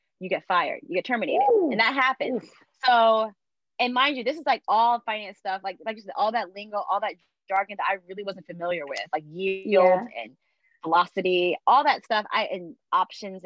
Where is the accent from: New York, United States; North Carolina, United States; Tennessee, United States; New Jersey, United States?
North Carolina, United States; moved away as an adult; now in Washington, D.C., United States; I come from North Carolina